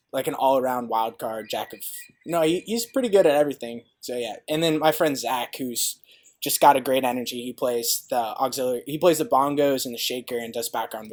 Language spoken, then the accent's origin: English; Cincinnati, Ohio, United States; moved away; I'm from Ohio originally, in Cincinnati to be specific